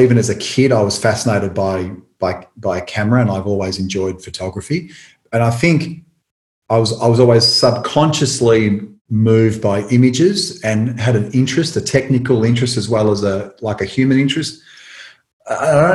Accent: Tullamarine, Victoria, Australia; where I grew up in Tullamarine

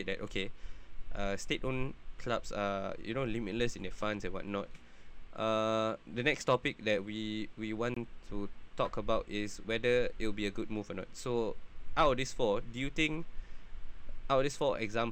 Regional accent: Singapore; as a Singaporean

